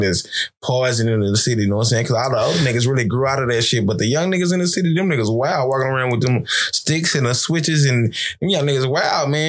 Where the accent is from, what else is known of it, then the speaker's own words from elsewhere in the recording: Texas, United States; now in California, United States; I'm from Texas